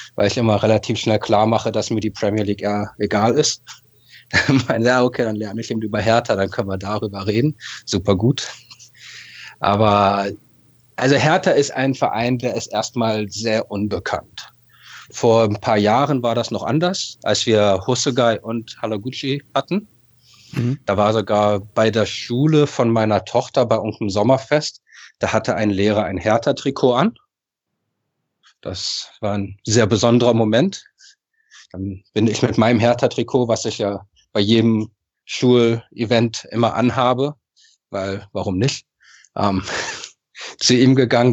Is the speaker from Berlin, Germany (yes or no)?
yes; Berlin, Germany; now in Japan; aufgewachsen, geboren in Berlin, Westend, also schöne Ecke von Charlottenburg.